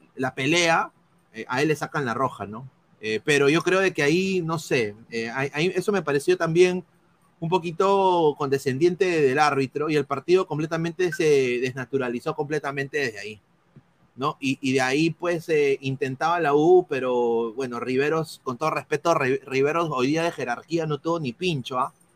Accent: Peru; somos cholos, todos somos de esta misma raza, somos peruanos, somos blanquirrojos

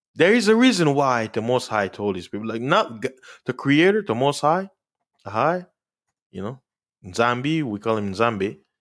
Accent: United States; as an American

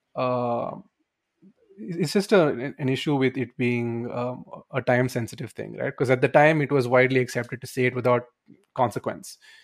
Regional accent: India; we grew up in Indian schools

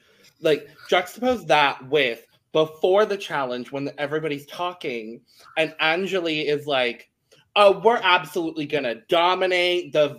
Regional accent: United States; And it's not just because we're American.

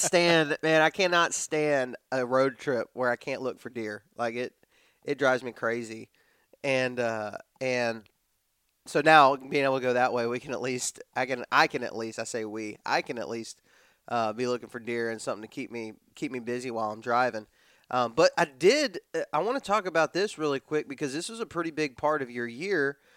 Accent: West Texas, United States; I grew up in West Texas where there's no fish

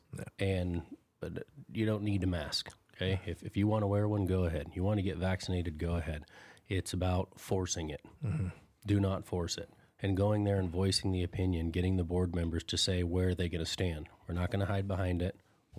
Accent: San Gabriel Valley, Southern California, United States; moved away as an adult; Yeah. I'm a transplant from Southern California. Yeah. I grew up in the San Gabriel Valley.

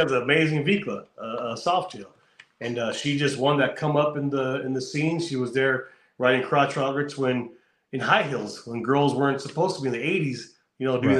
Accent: California, United States; I'm from California. I know how it is here.

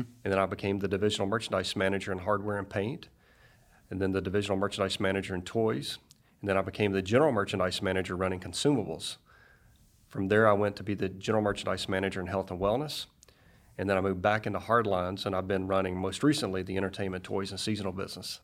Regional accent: Greenville, Mississippi, United States; moved away as an adult; also born or lived in Frankfurt, Germany / Fayetteville, Arkansas; grew up in Mississippi

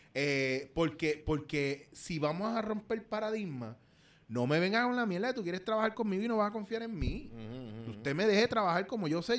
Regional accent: Puerto Rico; como boricua

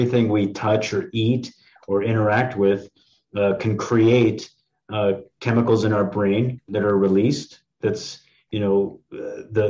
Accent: East Coast, United States; I'm from the East Coast too

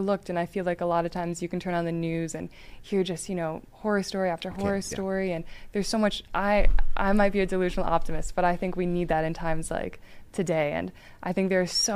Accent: Aurora, Illinois, United States; pretty much my hometown

